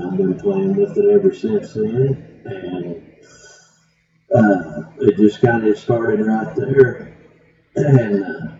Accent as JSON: {"language": "English", "town": "Ramona", "region": "Oklahoma", "country": "United States", "tie": "born or raised there", "said": "I actually grew up in Ramona, just east of here."}